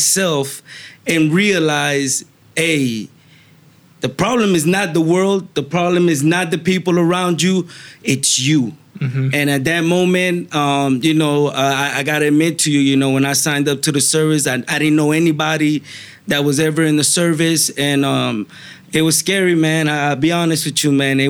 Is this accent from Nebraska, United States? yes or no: no; Miami, Florida, United States; moved away as an adult; now in Fort Myers, United States; I grew up in Miami